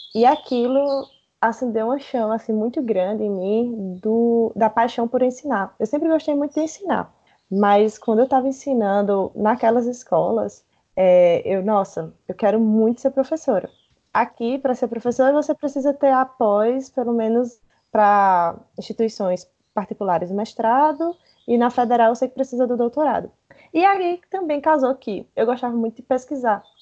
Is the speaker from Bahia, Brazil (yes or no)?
no; Campina Grande, Paraíba, Brazil; eu sou nascida e criada em Campina Grande, que é uma cidade no interior de, da Paraíba